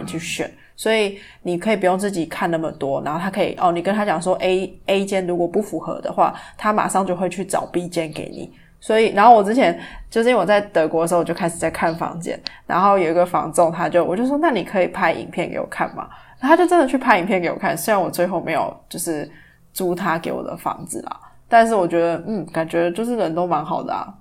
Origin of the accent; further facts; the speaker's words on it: Taiwan; 身为台湾人